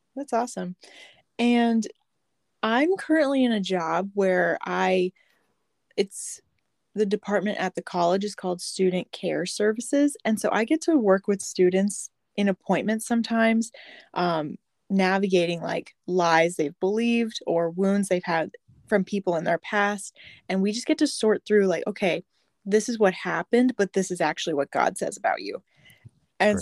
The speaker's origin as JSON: {"language": "English", "town": "Fort Myers", "region": "Florida", "country": "United States", "said": "I'm actually from Fort Myers, Florida."}